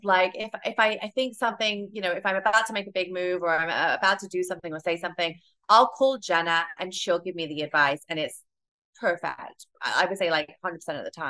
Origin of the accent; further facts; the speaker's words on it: United Kingdom; moved away as an adult; now in New York, United States; my delivery and my tone a lot of it comes from the fact that I am British